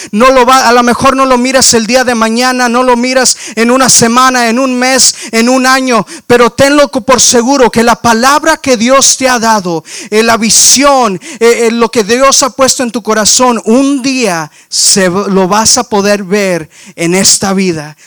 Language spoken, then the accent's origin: Spanish; McAllen, Texas, United States; accent: español del valle; moved away as an adult; also born or lived in Waxahachie, Texas; now in Houston, United States; Yo nací, crecí aquí en, en, en McAllen, en en la gran ciudad y en la gran área que fluye de tamales y tacos, que es eh, el Valle de Texas